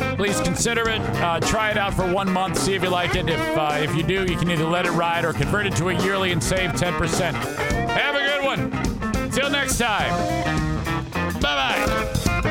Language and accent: English; Warren, Michigan, United States; where I grew up in Warren